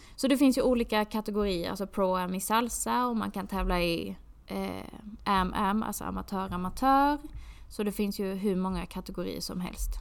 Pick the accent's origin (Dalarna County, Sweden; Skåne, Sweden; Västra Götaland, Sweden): Skåne, Sweden; moved away as an adult; jag är från Skåne